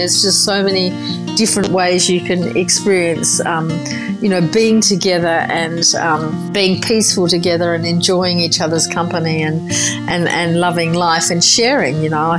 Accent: Margaret River, Western Australia, Australia; also born or lived in Busselton; Actually, we were born in Busselton, which is in the same region, then moved out to Margaret River in the late 70s.

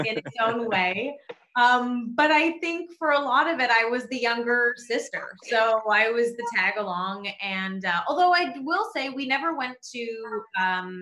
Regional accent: Toronto, Ontario, Canada; we grew up in Toronto

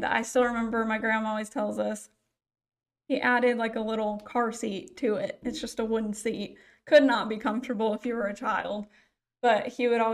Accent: Geneseo, Illinois, United States; moved away as an adult; Originally, I'm from Geneseo, Illinois, which is about 3 hours northwest of here.

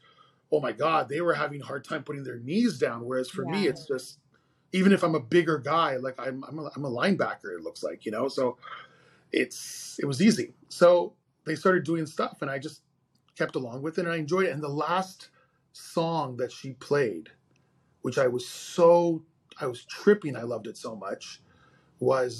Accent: Montreal, Quebec, Canada; I'm born and raised in Montreal, Canada

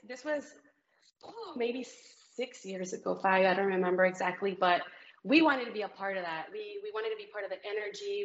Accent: Celaya, Guanajuato, Mexico; now in San Antonio, United States; I'm Mexican. Yeah, I was born in Guanajuato, Mexico, in Celaya, in a little, very little town on the side of the mountains.

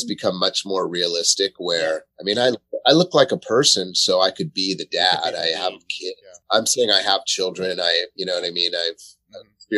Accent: Santa Monica, California, United States; I grew up in Santa Monica, California

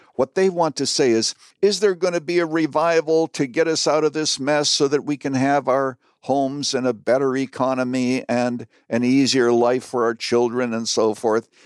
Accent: Canada; now in United States; I was born and raised in Canada, but I am an American citizen

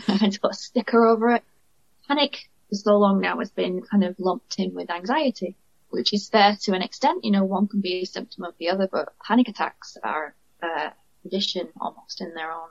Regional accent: United Kingdom; accent: northern; you can tell by my accent, I'm from the north.

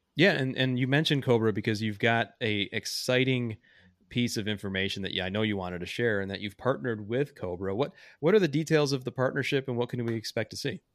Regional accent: Joliet, Illinois, United States; I worked at a private club in my hometown. Um, I call the club a different name in the book, but I think it's safe to say that since the, the country club is no longer around, uh, it was Joliet Country Club

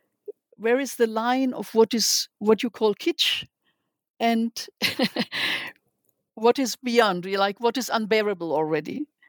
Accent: Germany; now in Israel; I came from Germany. I was here in... I learned Hebrew in Hebrew classes in Ulpanim

